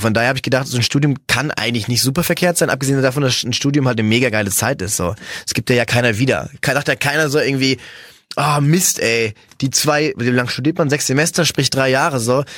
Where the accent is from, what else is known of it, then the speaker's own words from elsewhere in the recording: Cologne, North Rhine-Westphalia, Germany; ich bin ja Kölner